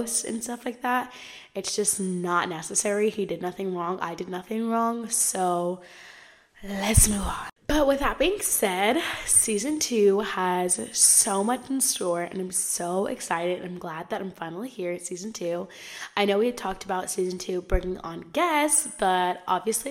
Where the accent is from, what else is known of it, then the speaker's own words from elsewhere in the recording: Southern California, United States; I am from Southern California.